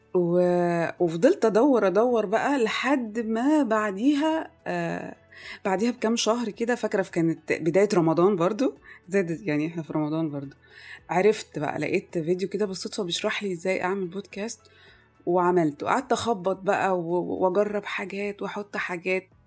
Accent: Egypt; moved away as an adult; also born or lived in Kuwait; كل مراحل تعليمي كانت في مصر

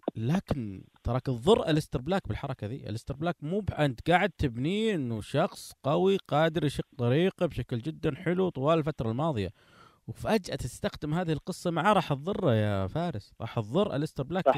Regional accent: Saudi Arabia; عندنا في السعوديه

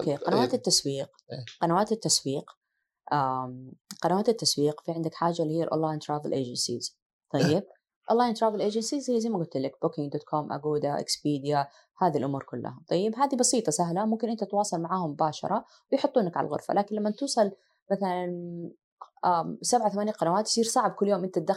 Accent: Asir, Saudi Arabia; الوالده عاده معروف عن سيدات اهل الجنوب احنا من عسير وهي من رجال المعمامه

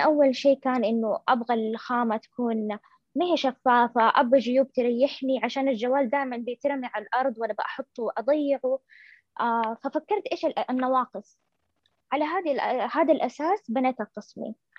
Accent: Saudi Arabia; عندنا في السعوديه

